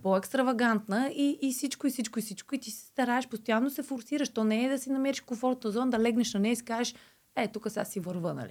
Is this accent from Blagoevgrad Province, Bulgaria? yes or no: yes; Blagoevgrad, Blagoevgrad Province, Bulgaria; Нося и поздрави от Благоевград, от моя роден край